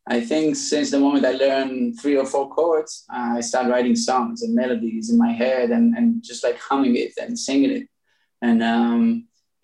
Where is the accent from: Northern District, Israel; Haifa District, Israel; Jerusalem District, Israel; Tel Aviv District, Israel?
Tel Aviv District, Israel; Tel Aviv; I was born in Tel Aviv.